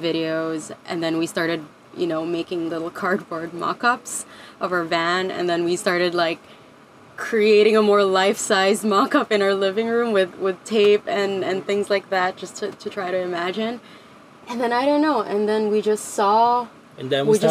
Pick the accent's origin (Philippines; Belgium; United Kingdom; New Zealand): Philippines; moved away; also born or lived in Canada / California; originally from the Philippines, but I lived in Canada for a few years and then lived in California for a few years